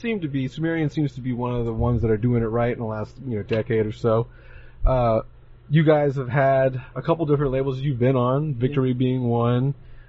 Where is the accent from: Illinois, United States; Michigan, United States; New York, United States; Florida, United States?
Florida, United States; Jacksonville; my hometown, Jacksonville